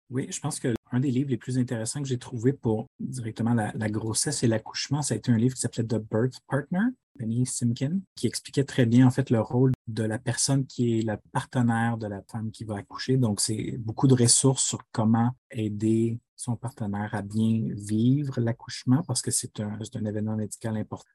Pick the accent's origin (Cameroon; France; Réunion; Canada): Canada; Quebec City, Quebec; first language French; moved away as an adult; now in Ottawa, Canada; je suis originaire de la ville de Québec originellement, mais j'habite à Ottawa en Ontario depuis 2009